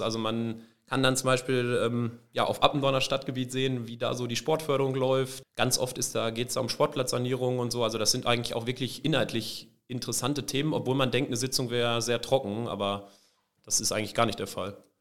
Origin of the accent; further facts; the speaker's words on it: Benolpe, North Rhine-Westphalia, Germany; Ich komme aus dem kleinen Ort Ben Olpe